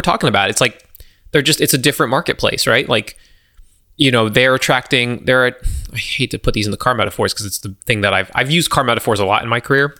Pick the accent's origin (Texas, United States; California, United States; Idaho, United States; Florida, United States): Florida, United States; Southwest; moved away; I grew up in Southwest Florida